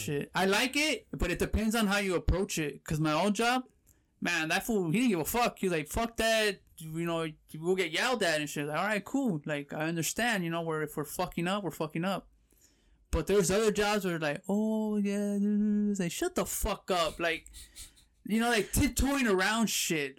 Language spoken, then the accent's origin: English; Pomona, California, United States; also born or lived in Fullerton, California; Born and raised in California, grew up in Pomona.